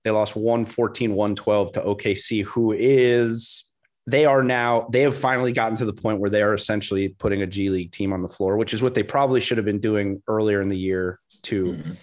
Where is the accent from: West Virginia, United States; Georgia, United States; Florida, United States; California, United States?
Florida, United States; South; I grew up in South Florida